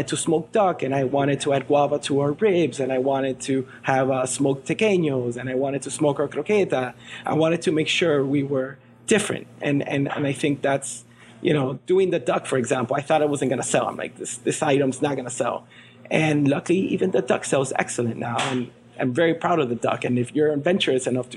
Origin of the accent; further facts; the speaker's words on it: Miami, Florida, United States; also born or lived in Venezuela; grew up in Miami